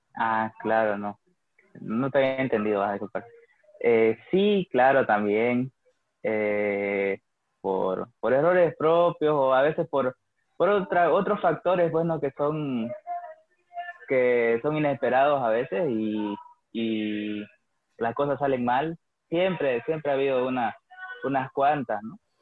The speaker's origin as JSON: {"language": "Spanish", "town": "Santa Cruz de la Sierra", "region": "Santa Cruz", "country": "Bolivia", "tie": "born or raised there", "said": "nací hace 21 años y, nada, he vivido toda mi vida acá, feliz de, ser cruceño"}